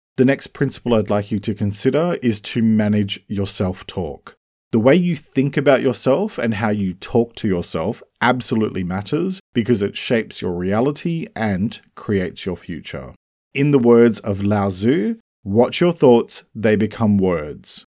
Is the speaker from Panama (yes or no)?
no; Australia; I'm an Australian writer and speaker